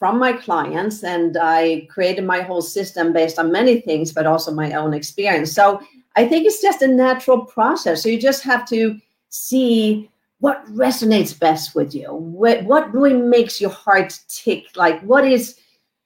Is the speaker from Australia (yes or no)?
no; Sweden; moved away as an adult; now in Southern California, United States; I am originally from Sweden. I came over here because I love the sun, love Southern California